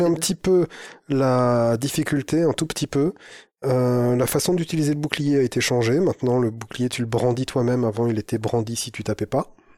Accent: the North, northern France, France; Chez nous, dans le Nord

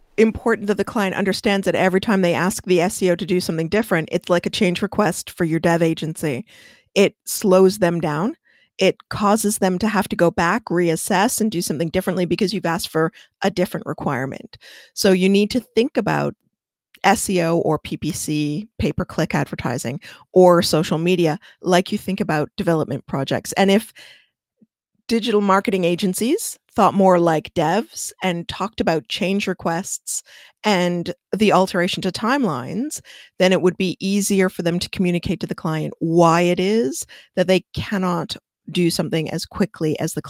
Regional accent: Canada; I don't know inches. I'm Canadian.

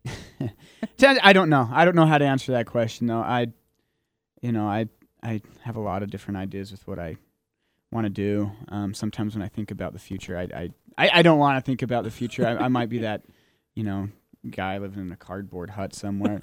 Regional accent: Utah, United States; now in Logan, United States; I'm from Utah, but my hometown is out of the reach of these airwaves

